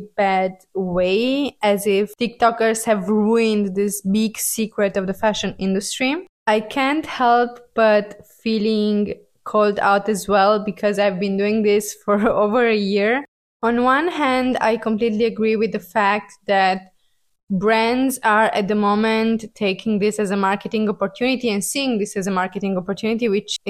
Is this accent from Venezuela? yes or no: no; Italy; I'm from Italy